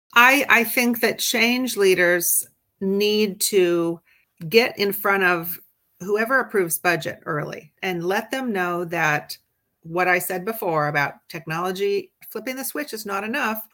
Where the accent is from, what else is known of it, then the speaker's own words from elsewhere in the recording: Midwest, United States; moved away; also born or lived in Washington, D.C. area / California; I grew up in the Midwest, but my professional life has been mostly on both coasts, both in the DC area as well as out in California